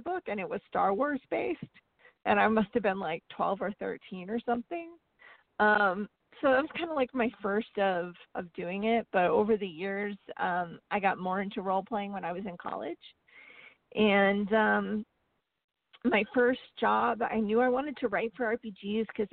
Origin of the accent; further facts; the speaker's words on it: northern Vermont, United States; now in Texas, United States; I grew up in northern Vermont, very close to Canada. My hometown is just 60 miles from the Canadian border, and now I live in Texas